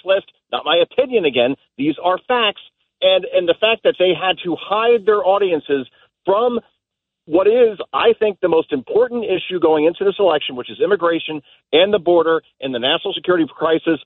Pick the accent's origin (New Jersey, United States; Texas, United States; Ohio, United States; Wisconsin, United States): New Jersey, United States; I grew up in New Jersey